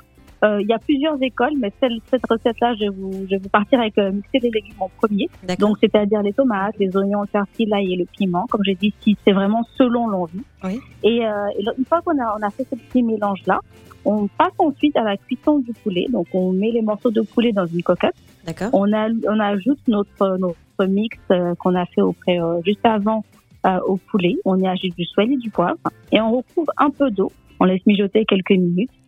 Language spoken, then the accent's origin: French; Côte d’Ivoire; je suis ivoirienne.